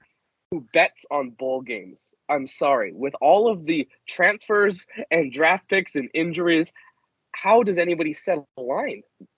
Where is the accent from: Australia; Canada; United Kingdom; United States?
Canada; as a Canadian, that's where we all go anyway.